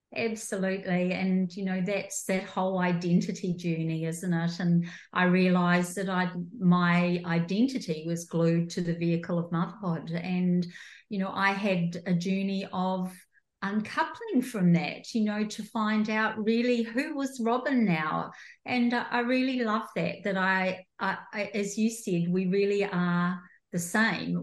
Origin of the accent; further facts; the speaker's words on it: New Zealand; moved away as an adult; also born or lived in rural Victoria, Australia; now in Australia; I'm a New Zealander, came over to Australia like 15 years ago